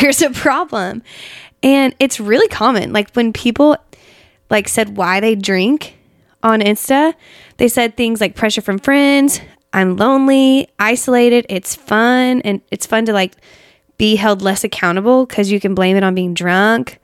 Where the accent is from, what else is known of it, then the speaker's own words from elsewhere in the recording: Asheville, North Carolina, United States; Asheville. That's where, I mean, my hometown.